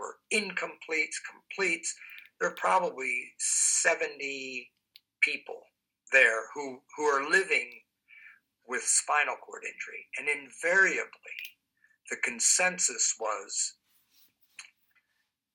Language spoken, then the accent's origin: English; East Coast, United States; moved away; also born or lived in Midwest; I'm not originally from the Midwest. I'm from the East Coast. So I'm a transplant, if you will, to the Midwest